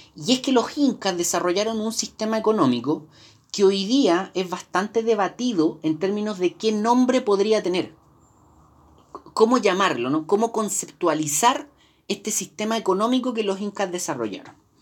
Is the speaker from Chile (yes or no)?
yes; Chile; Nosotros como, como latinoamericanos, como chilenos